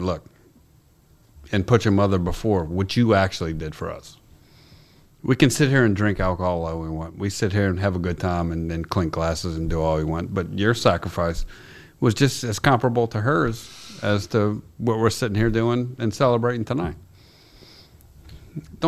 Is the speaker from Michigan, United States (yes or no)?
no; Kenner, Louisiana, United States; born or raised there; also born or lived in New Orleans